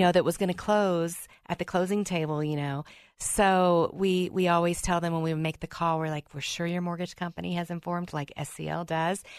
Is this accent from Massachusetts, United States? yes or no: no; Mississippi, United States; accent: Southern; Growing up in Mississippi